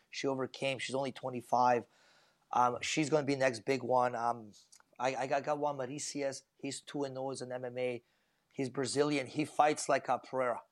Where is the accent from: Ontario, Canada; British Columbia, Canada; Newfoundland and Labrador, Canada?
British Columbia, Canada; Vancouver; it is my hometown